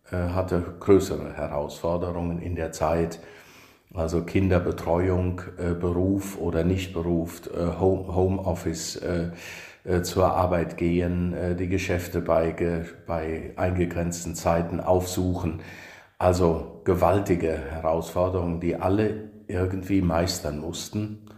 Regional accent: Niederfischbach, Rhineland-Palatinate, Germany; also born or lived in Kirchen; Also ähm, in Kirchen bin ich geboren, weil {S0} mhm. dort das {S1} Krankenhaus war, aufgewachsen in Niederfischbach.

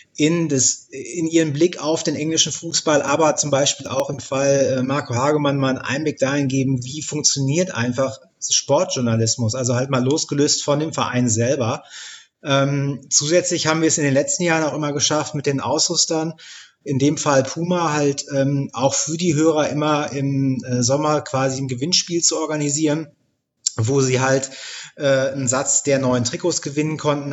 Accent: near Dortmund, North Rhine-Westphalia, Germany; Borussia Dortmund tatsächlich in der Bundesliga. Da ähm, bin ich in der Nähe aufgewachsen

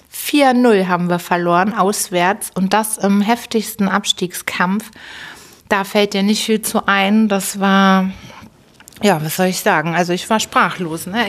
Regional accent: Hamburg, Germany; Geboren natürlich in Hamburg bin ich am 25. Dezember 1978. Ein Winterkind, ein Weihnachtskind und bin daher Steinbock und bin groß geworden in Harburg

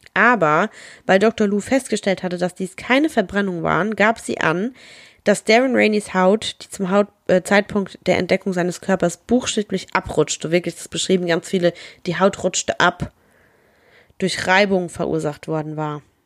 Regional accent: Germany; wir sind aus Deutschland

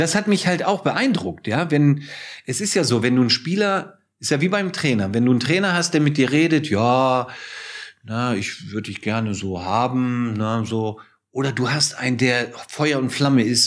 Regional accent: Hamburg, Germany; moved away; also born or lived in Munich; ich bin ja zurückgezogen nach Hamburg

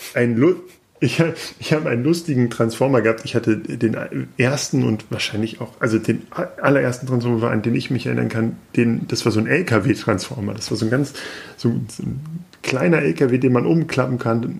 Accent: Peine, Lower Saxony, Germany; ich komme aus Peine, also quasi auch aus der Nähe von Hannover

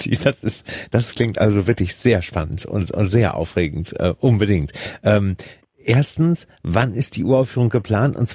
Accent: Switzerland; aber ich bin auch in der Schweiz

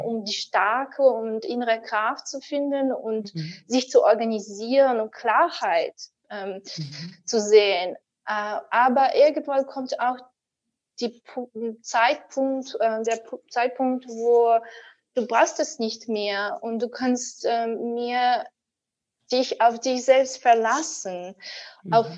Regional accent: Ukraine; German is a second language; now in Berlin, Germany; ich war 14 Jahre alt, damals noch in der Ukraine, wo ich geboren bin

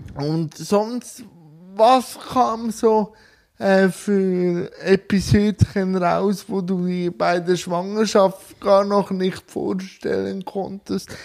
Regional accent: Switzerland; ich komme aus der Schweiz

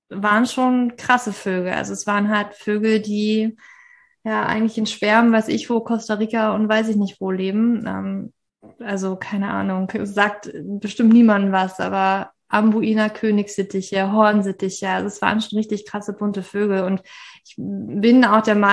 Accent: Berlin, Germany; born there; ich bin eigentlich nicht in Berlin aufgewachsen. Ich bin nicht aus Berlin. Ich bin in Berlin geboren.

